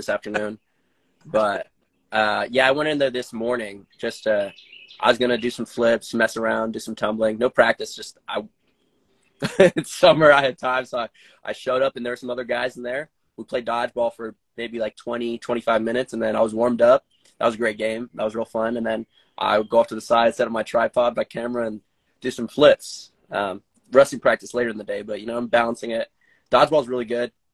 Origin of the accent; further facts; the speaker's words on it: Arizona, United States; I grew up in Arizona